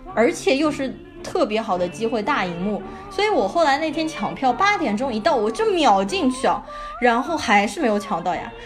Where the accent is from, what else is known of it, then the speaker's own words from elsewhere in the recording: Shanghai, China; 我从小是在上海的市中心静安区长大的